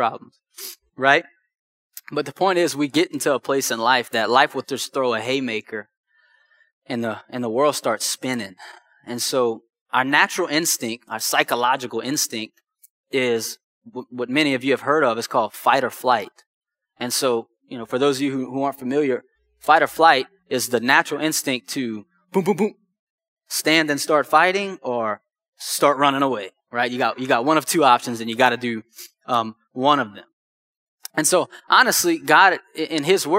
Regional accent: Houma, Louisiana, United States; now in Lafayette, United States; originally I'm from Houma

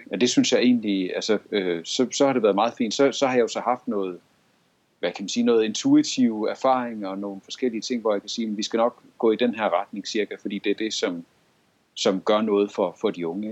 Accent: Gård, Central Denmark Region, Denmark; kommer jeg selv fra Gård, og jeg har lige arbejdet i Gård

